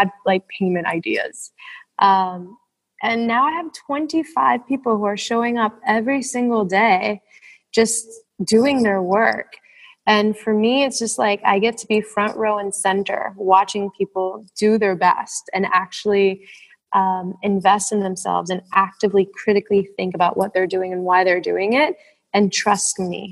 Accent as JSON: {"language": "English", "country": "Puerto Rico", "moved": "as an adult", "said": "I'm from the Caribbean. I'm from Puerto Rico."}